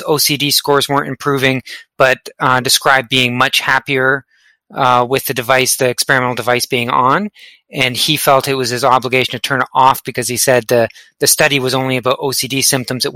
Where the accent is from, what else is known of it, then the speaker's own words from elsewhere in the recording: Canada; accent: Canadian; you may have picked up on my Canadian accent, the out and about.